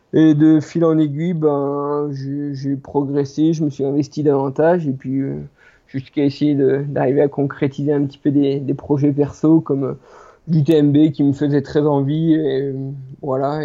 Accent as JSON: {"language": "French", "town": "Les Plans d'Hotonnes", "region": "Auvergne-Rhône-Alpes", "country": "France", "tie": "born or raised there", "said": "je suis natif des plans d'automne. Donc les plans d'automne, c'est, c'est une petite station de, ski euh, située au sud du massif du Jura"}